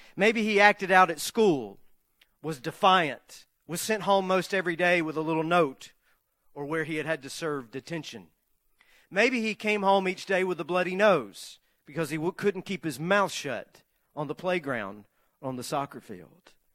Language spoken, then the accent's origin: English; the South, United States; Growing up in the South